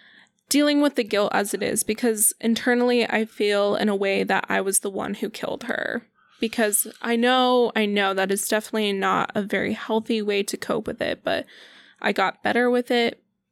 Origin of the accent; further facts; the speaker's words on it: Denver, Colorado, United States; moved away; Colorado. I'm from Denver, Colorado.